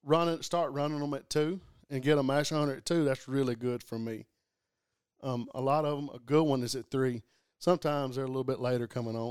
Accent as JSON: {"language": "English", "town": "Ragland", "region": "Alabama", "country": "United States", "tie": "born or raised there", "also_born_or_lived": "Tuscaloosa, Alabama", "said": "I grew up in East Alabama, a little town called Raglan. And it's in the hills up there."}